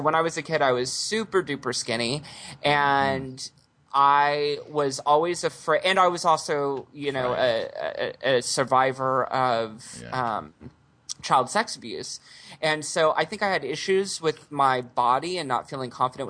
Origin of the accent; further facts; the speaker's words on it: Houston, Texas, United States; I grew up in Houston